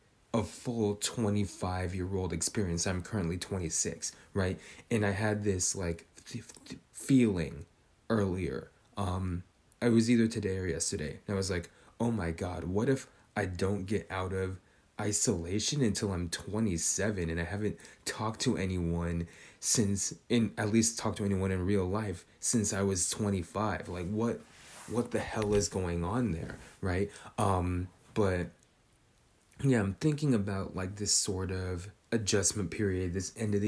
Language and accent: English; Northern California, United States; Growing up in Northern California